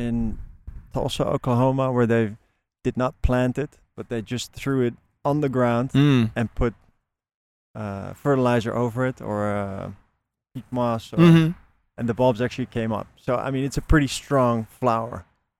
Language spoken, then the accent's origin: English; Netherlands; moved away; I'm from Holland